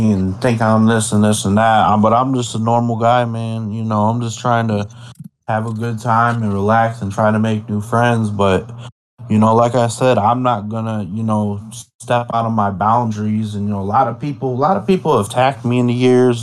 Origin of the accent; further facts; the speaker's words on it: Midwest, United States; accent: country; I'm from the Midwest